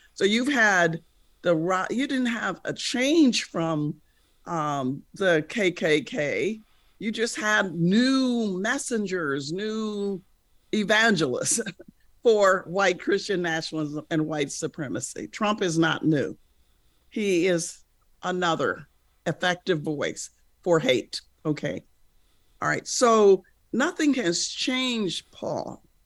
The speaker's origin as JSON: {"language": "English", "country": "United States", "said": "as an American"}